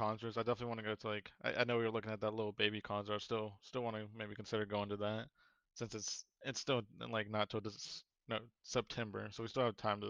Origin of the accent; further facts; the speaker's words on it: North Carolina, United States; we're from North Carolina.